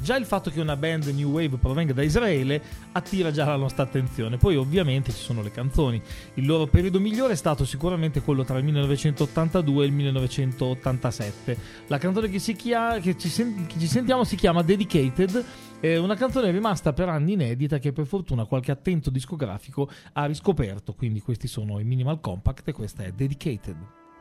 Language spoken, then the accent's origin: Italian; Emilia-Romagna, Italy; provengono dalla mia Romagna